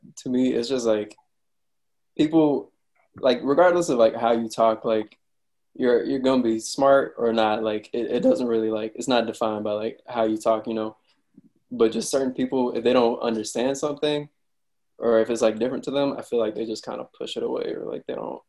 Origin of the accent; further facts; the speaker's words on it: Ethiopia; I'm from Ethiopia.